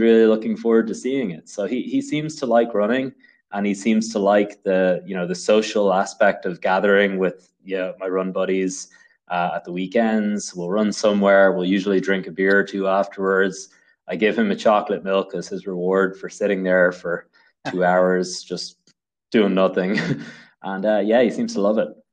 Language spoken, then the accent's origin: English; Dublin, Leinster, Ireland; moved away as an adult; now in Saratoga County, United States; I come from Dublin in Ireland